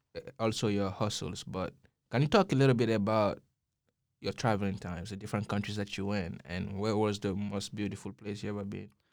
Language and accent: English; Guinea; now in Austin, United States; growing up in Guinea, I grew up seeing my father as a doctor